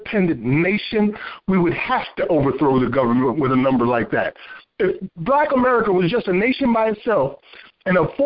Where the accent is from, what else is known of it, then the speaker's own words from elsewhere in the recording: Paterson, New Jersey, United States; now in South Carolina, United States; as a native of New Jersey, born and raised in Paterson, New Jersey